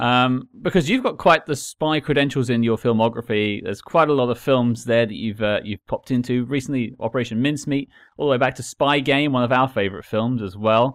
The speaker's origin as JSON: {"language": "English", "country": "United Kingdom", "said": "I'm British"}